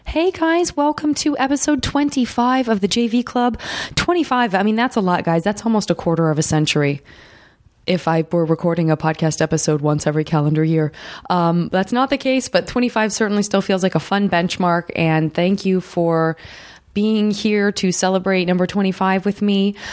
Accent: Tucson, Arizona, United States; now in Los Angeles, United States; I'm from Tucson

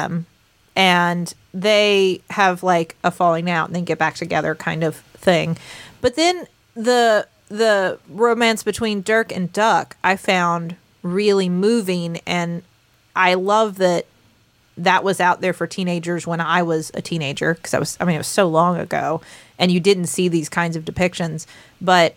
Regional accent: West Virginia, United States; we grew up here in West Virginia

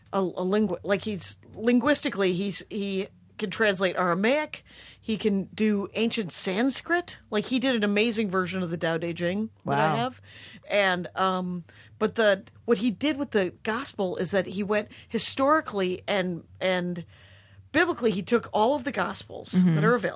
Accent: Wisconsin, United States; moved away; my miracles never work in my hometown.

